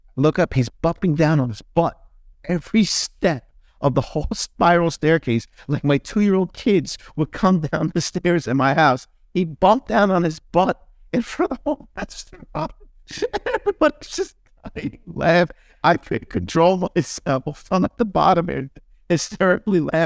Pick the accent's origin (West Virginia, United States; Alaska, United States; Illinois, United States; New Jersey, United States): New Jersey, United States; moved away; when I was growing up in Jersey